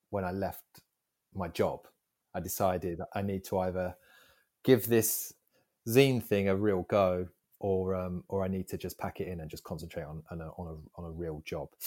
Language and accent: English; Southend, East of England, United Kingdom; i'm from Southend and … are from Southend.